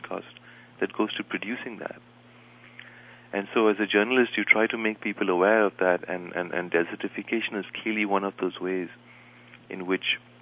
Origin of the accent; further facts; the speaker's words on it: India; now in Beijing, China; I'm from India, a previously colonized country.